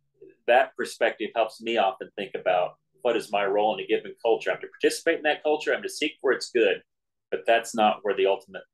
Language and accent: English; United States; Because I value being an American.